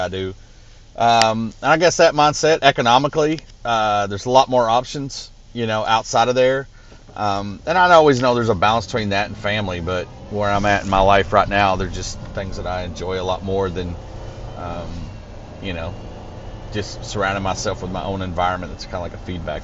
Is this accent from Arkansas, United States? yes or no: yes; Arkansas, United States; now in Lebanon, Tennessee, United States; Growing up in Arkansas, there was a lot of fighting, a lot of school.